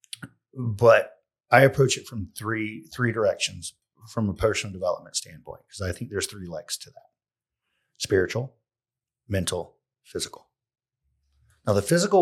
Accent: Pontiac, South Carolina, United States; accent: country; also born or lived in San Francisco / Maui / Oregon / Columbia, South Carolina; I grew up in Pontiac, South Carolina

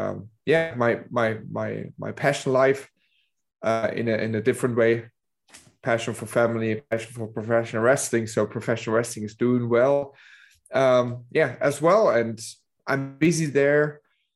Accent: Dresden, Saxony, Germany; the place where I'm from Dresden, Germany, which is the east

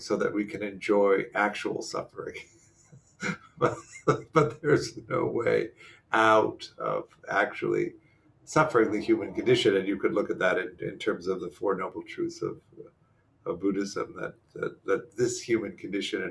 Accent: Midwest, United States; moved away; I grew up in the Midwest

